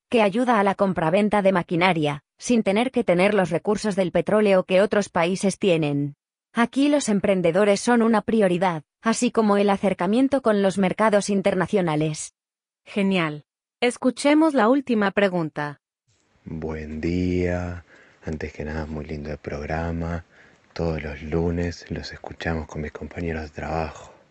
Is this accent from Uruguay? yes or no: yes; Uruguay; como uruguayos, ¿qué, porcentaje de porcentaje en nuestra composición genética tenemos que tener para, mm, para poder eh, tramitar el pasaporte español?